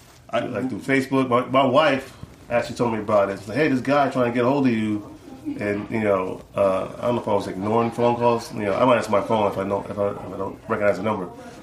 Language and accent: English; New York, United States; Well, we born and raised in New York, in the Bronx, we used to break dance